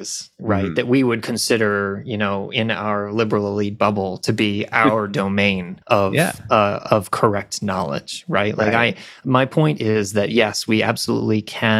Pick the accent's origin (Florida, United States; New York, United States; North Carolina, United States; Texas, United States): New York, United States; upstate; now in Atlanta, United States; grew up in upstate New York